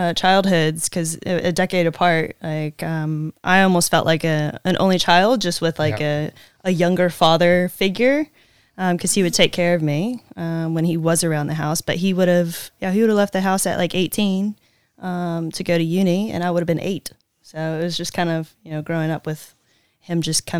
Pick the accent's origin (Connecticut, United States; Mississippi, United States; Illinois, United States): Mississippi, United States; Ocean Springs; I'm born and raised in Ocean Springs, Mississippi